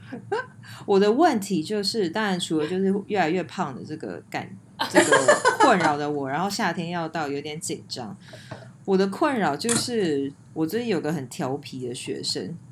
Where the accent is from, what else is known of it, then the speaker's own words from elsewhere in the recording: Taiwan; moved away; 小时候在，呃，台湾这样长大